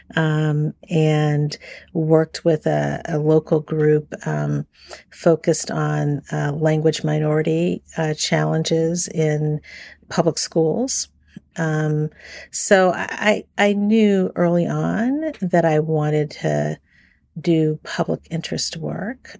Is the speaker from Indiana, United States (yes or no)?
no; Washington, District of Columbia, United States; I grew up in Washington, D C. I'm a native Washingtonian